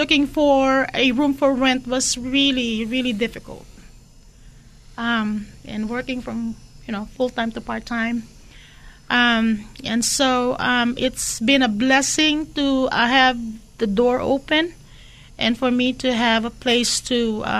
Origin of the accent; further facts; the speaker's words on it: Sacramento, California, United States; now in San Francisco Bay Area, United States; I'm from Sacramento